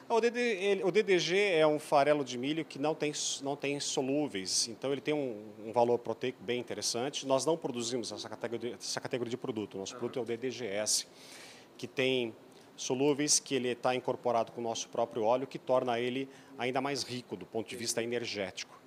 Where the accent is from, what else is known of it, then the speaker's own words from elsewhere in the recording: Erechim, Rio Grande do Sul, Brazil; Eu sou lá do norte do sul, de Erechim, na verdade, próximo de Passo Fundo.